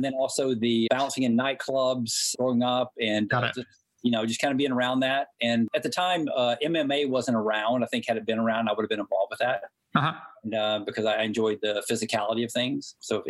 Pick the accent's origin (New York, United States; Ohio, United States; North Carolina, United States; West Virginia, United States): North Carolina, United States; Hickory; accent: Southern; moved away; I grew up in Hickory, North Carolina. Proud of my hometown.